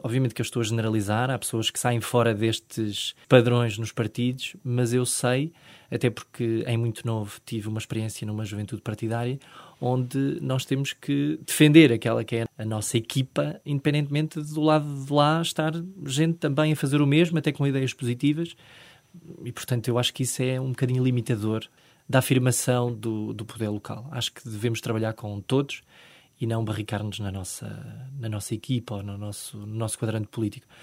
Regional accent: Manteigas, Centro, Portugal; moved away as an adult; also born or lived in Lisbon; eu sair de Manteigas, do interior, ter nascido e crescido nesta, nesta localidade

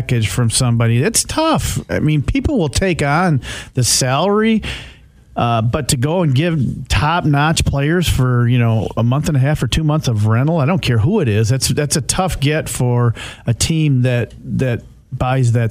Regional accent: Hudsonville, Michigan, United States; I'm from Hudsonville

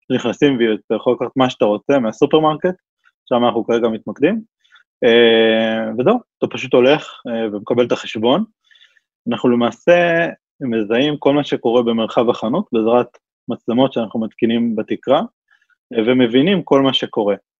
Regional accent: Israel; אנחנו ישראלים

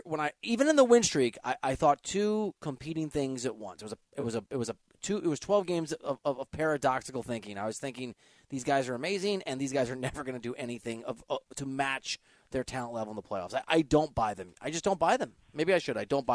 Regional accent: Iowa, United States; I'm from Iowa.

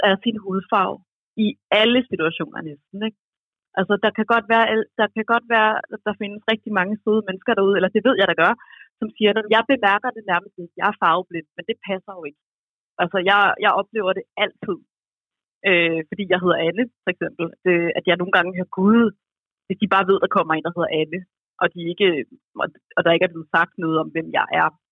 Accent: Roskilde, Zealand, Denmark; jeg er fra Roskilde

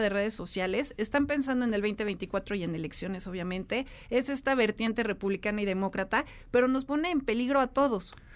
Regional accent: Mexico; no nos podemos quedar atrás en materia tecnológica como mexicanos

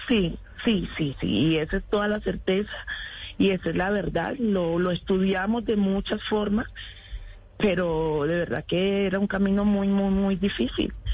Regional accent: Apartadó, Antioquia, Colombia; yo no soy bayona, yo soy antioqueña, soy nacida en el, en el apartado Vengo de esa tierra hermosa y preciosa que representaré siempre

